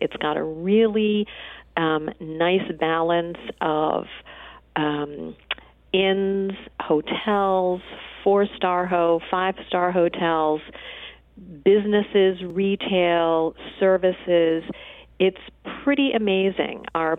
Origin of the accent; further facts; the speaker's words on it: Pennsylvania, United States; You know, I came from Pennsylvania to Cape Cod for the very first time in 1975, and I traveled with my aunt, who had such an affinity for the Cape that she was positive she had lived a past life here.